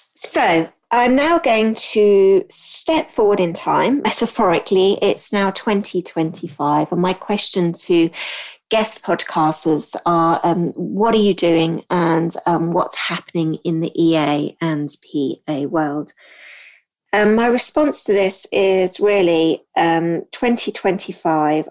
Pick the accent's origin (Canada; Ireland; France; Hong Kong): Hong Kong; also born or lived in United Kingdom / United States; now in England; I grew up in Hong Kong